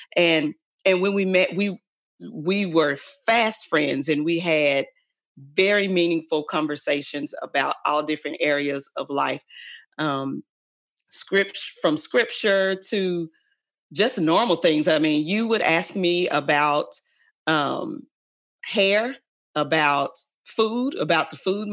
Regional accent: Dallas, Texas, United States; I grew up in Oak Cliff

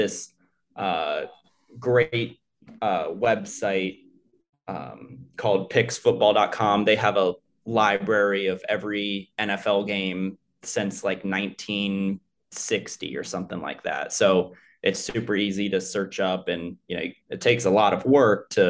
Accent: Cincinnati, Ohio, United States; I'm from the Cincinnati area, so everyone there is Bengals fans

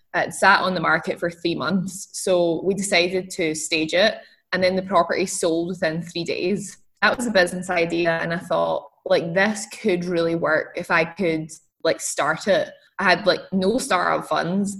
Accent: Scotland, United Kingdom; I'm, I'm from Scotland. So I grew up in Scotland

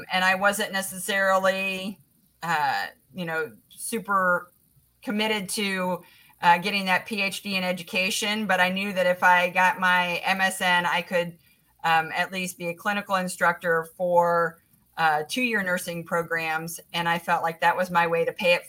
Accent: Indianapolis, Indiana, United States; also born or lived in Southern California; growing up in Indianapolis

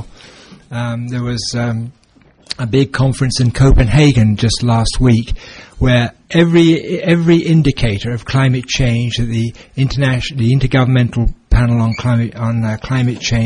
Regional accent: England, United Kingdom; now in Alberta, Canada; where we come from England

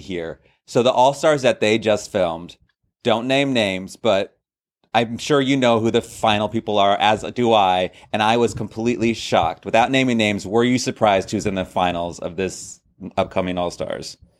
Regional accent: New York, United States; I grew up in New York when this was before Drag Race

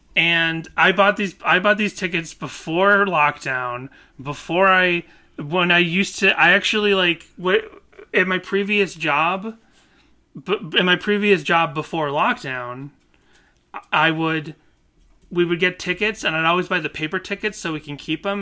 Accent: Boston, Massachusetts, United States; moved away; I never had a lot of beans growing up in Boston

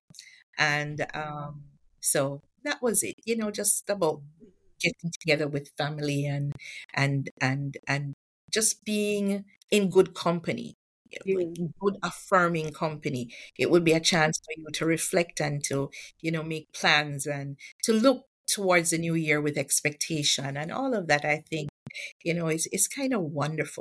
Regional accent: Westmoreland, Jamaica; I grew up in Westmoreland

